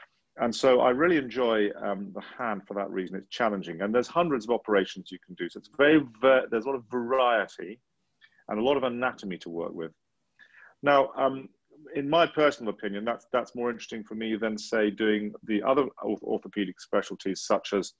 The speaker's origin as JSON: {"language": "English", "region": "England", "country": "United Kingdom", "said": "as an English person, in England, you know, we live in a very, very privileged environment"}